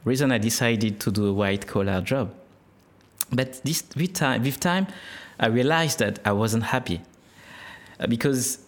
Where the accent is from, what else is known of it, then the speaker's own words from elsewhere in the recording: France; accent: French; first language French; English is a second language; moved away as an adult; now in Australia; I'm from France, and my mother language is French